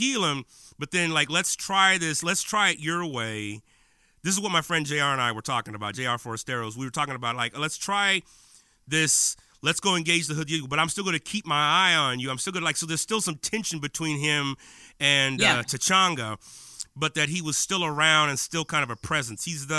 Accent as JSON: {"language": "English", "region": "West Coast", "country": "United States", "tie": "born or raised there", "said": "you got a young brother growing up in the West Coast during the tumultuous 80s."}